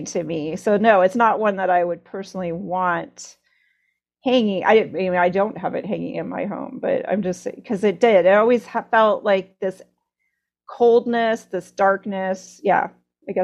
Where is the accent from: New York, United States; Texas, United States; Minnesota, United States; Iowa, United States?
Iowa, United States; I grew up in Iowa